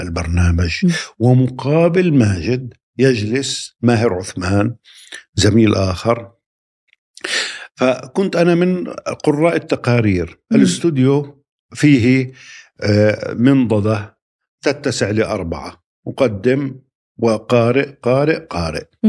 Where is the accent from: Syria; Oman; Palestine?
Palestine; moved away as an adult; also born or lived in London; عدت إلى بلدي فلسطين